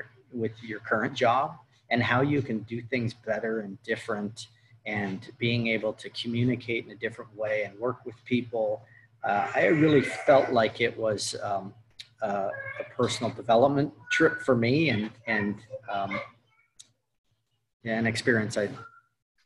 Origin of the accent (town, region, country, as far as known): Seattle, Washington, United States; born or raised there